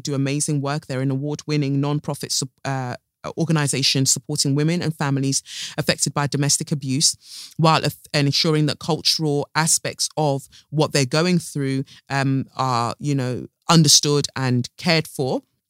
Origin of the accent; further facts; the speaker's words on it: United Kingdom; born there; Me, I am born here and I'm British.